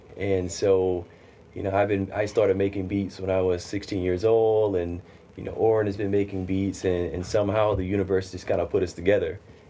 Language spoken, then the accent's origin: English; Mississippi, United States; now in New York City, United States; I'm from Mississippi originally.